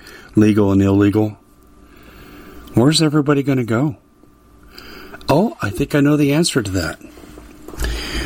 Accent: Arizona, United States; In my home state of Arizona

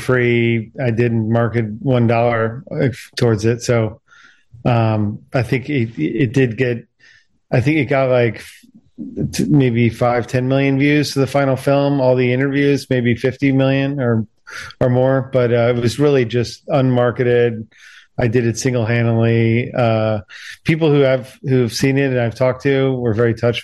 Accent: Washington, District of Columbia, United States; I'm from Washington, D.C. originally

